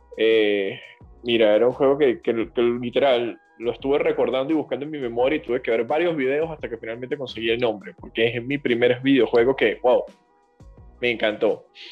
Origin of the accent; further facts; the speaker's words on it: Venezuela; moved away; los que somos venezolanos